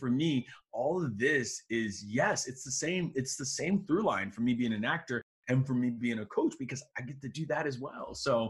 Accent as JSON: {"language": "English", "town": "Chicago", "region": "Illinois", "country": "United States", "said": "Like myself, I'm from Chicago. We've had 3 family members pass away from COVID."}